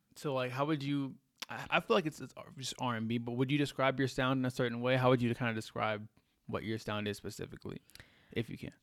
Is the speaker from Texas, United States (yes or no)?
yes; Texas, United States; now in Colorado, United States; I'm from Texas